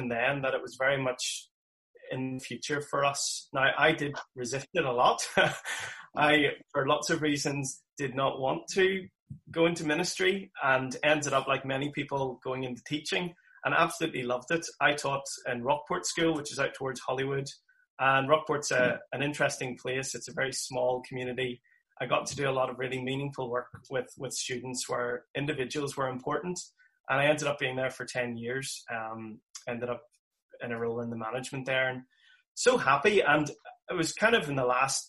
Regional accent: Armagh, Northern Ireland, United Kingdom; I'm from County Armagh, the city of Armagh, as I like to say, with our two cathedrals. And grew up there

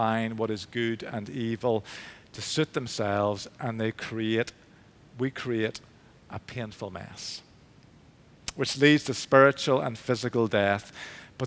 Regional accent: Belfast, Northern Ireland, United Kingdom; moved away as an adult; also born or lived in England; I grew up in St. Finian's in East Belfast, the Church of Ireland Church

